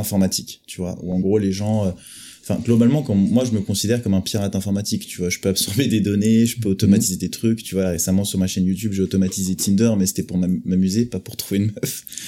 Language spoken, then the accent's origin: French; France; accent: French; Avec mon vieil accent français